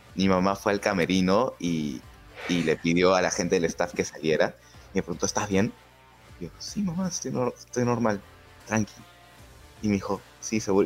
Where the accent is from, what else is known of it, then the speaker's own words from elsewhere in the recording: Lima, Peru; no soy un blanco, limeño blanco normal